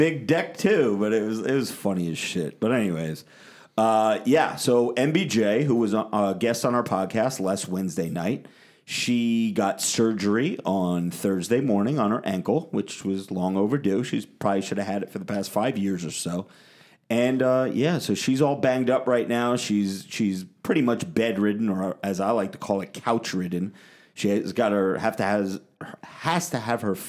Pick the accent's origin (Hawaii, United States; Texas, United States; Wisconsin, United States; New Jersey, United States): New Jersey, United States; I'm from Jersey